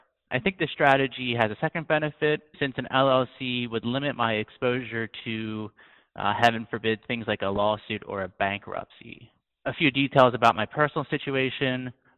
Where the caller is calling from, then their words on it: Washington, District of Columbia, United States; I'm calling from Washington, D.C.